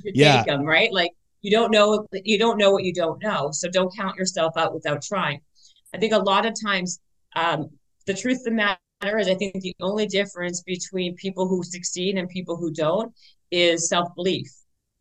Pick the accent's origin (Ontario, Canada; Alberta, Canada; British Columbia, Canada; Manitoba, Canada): Manitoba, Canada; Winnipeg; now in Los Angeles, United States; I'm from the north end. I'm from Garden City in Winnipeg.